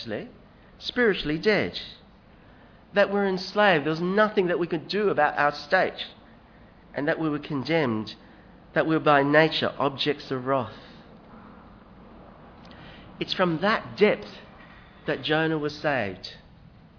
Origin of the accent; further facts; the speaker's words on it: Hong Kong; now in Australia; I come from Hong Kong